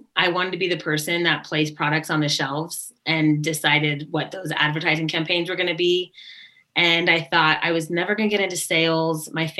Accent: Japan; also born or lived in Sacramento; I wouldn't know because I was there for maybe a couple of years that I don't remember. And then we moved to Japan.

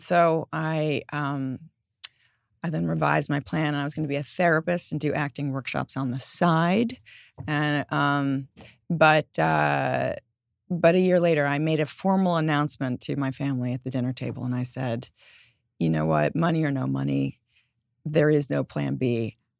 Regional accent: New York, United States; growing up in New York

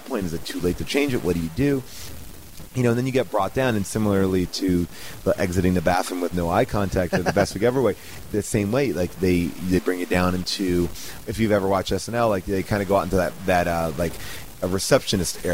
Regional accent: New York, United States; I am from New York

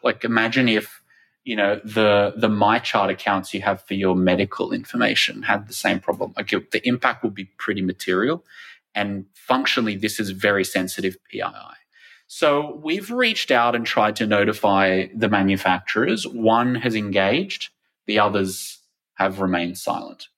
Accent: Australia; my home country of Australia

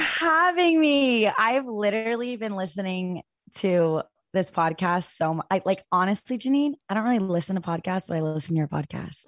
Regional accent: Fayetteville, Arkansas, United States; I'm originally from Arkansas. I'm from Fayetteville, Arkansas

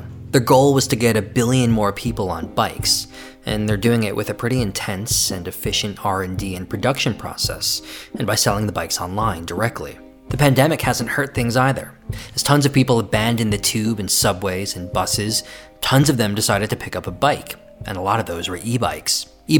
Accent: New York, United States; now in London, United Kingdom; I live in London. I'm from New York.

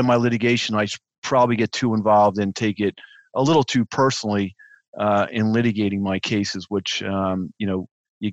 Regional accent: Philadelphia, Pennsylvania, United States; Being born and raised in Philadelphia in the Philadelphia neighborhood with all the crazy Philly sports fans

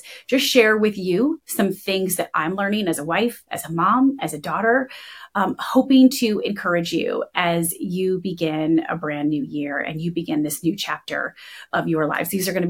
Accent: Michigan, United States; I'm from Michigan

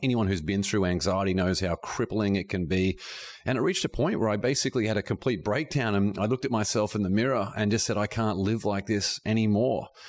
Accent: Brisbane, Queensland, Australia; moved away as an adult; also born or lived in Boston, United States / Shanghai, China; growing up in Australia.

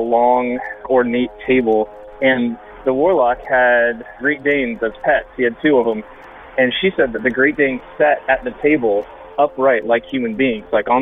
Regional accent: Lutz, Florida, United States; now in Brooklyn, United States; I grew up around the Tampa Bay area and spent most of my younger years in a small town called Lutz

